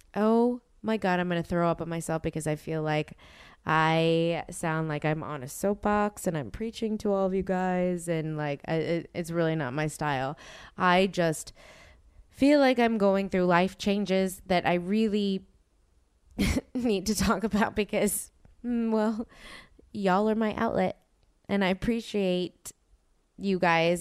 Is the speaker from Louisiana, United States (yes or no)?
yes; New Orleans, Louisiana, United States; moved away; I'm from New Orleans